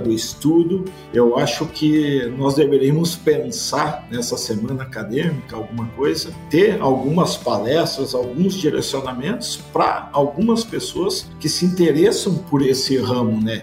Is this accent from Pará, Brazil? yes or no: no; Passo Fundo, Rio Grande do Sul, Brazil; moved away as an adult; now in São Paulo, Brazil; Eu sou formado, eu sou nascido então na cidade de Passo Fundo. Fui criado